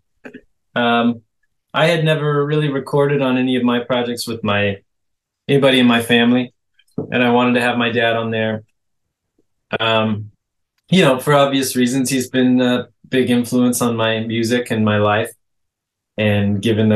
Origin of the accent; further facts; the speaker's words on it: Los Angeles, California, United States; I was raised here in LA.